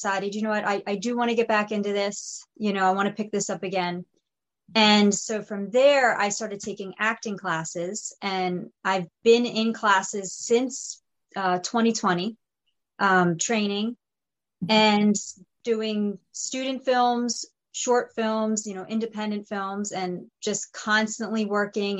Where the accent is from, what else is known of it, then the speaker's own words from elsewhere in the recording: Pennsylvania, United States; there was this show called The Mayor of Easttown with Kate Winslet filming in my hometown